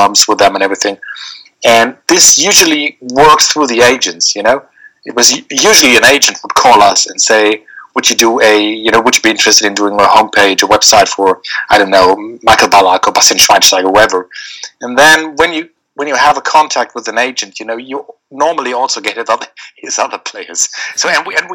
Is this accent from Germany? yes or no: yes; Dortmund, North Rhine-Westphalia, Germany; I come from Dortmund